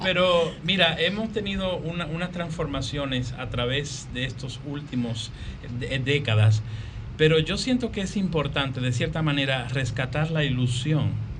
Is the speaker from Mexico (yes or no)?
no; Dominican Republic; como dominicano